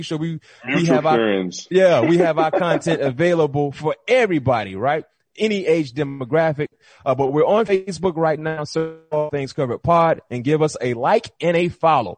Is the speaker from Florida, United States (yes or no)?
yes; Florida, United States; we're both from Florida